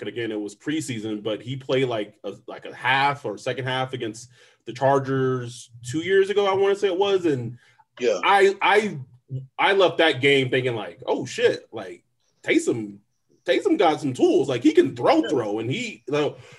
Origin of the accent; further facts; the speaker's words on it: Lubbock, Texas, United States; now in Southern California, United States; I'm from Lubbock, and that's a college town